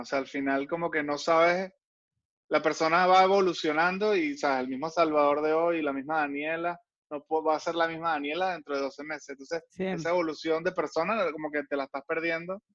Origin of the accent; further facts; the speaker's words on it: Caracas, Capital District, Venezuela; moved away; yo soy muy, muy venezolano, muy caraqueño.